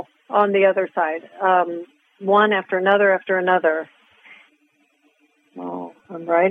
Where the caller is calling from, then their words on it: Arizona, United States; I'm from Arizona. I'm calling from Arizona.